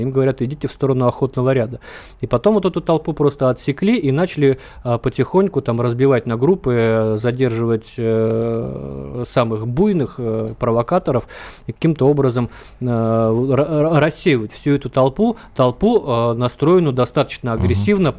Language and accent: Russian; Vladivostok, Primorsky Krai, Russia; я вот в Владивостоке родился, э, я, я из Азии